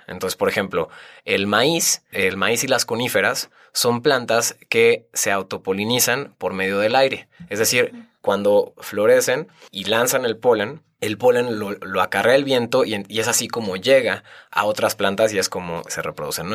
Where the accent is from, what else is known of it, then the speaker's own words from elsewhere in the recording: Tequisquiapan, Querétaro, Mexico; also born or lived in Guadalajara / Riviera Maya; Yo crecí en Tequis, en Tequisquiapan, Querétaro